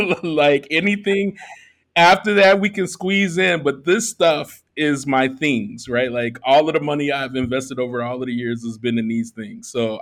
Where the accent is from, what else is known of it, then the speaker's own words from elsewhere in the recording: Chicago, Illinois, United States; moved away as an adult; now in Merida, Mexico; I'm a Black expat now. I'm originally from Chicago. I've lived in 7 different cities and now 3 different countries. And I've landed in Merida, Mexico.